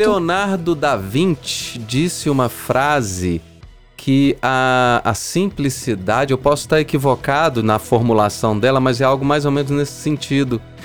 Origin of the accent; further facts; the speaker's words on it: São João del-Rei, Minas Gerais, Brazil; eu sou de São João del Rei, eu fui criado naquela região